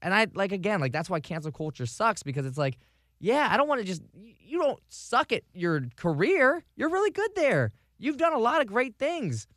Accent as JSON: {"language": "English", "town": "Vero Beach", "region": "Florida", "country": "United States", "tie": "born or raised there", "moved": "yes", "lives_now": "Tampa Bay, United States", "said": "moving to Tampa Bay from Vero Beach, my hometown"}